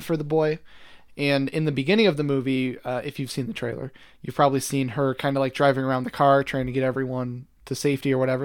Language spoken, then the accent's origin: English; New York, United States; moved away; we're from New York